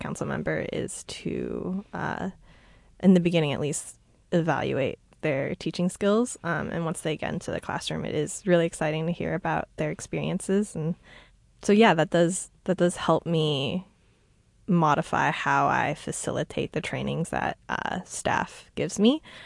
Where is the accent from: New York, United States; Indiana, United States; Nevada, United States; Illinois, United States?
New York, United States; New York City; I am from New York